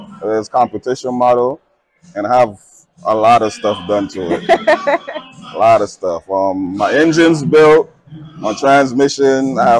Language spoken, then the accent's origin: English; New York City, New York, United States; Canarsie, Brooklyn. That's where I'm from